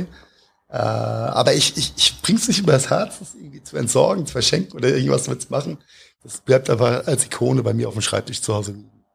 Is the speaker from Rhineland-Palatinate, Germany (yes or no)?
yes; Mainz, Rhineland-Palatinate, Germany; als Mainzer